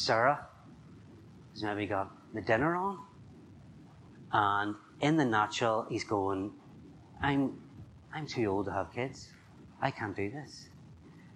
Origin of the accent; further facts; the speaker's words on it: Northern Ireland, United Kingdom; I'm from Northern Ireland.